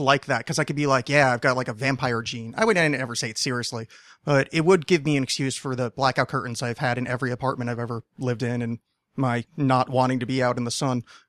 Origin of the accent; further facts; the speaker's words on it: New Jersey, United States; moved away; I grew up just outside of Manhattan, because uh, if you say which would be in New Jersey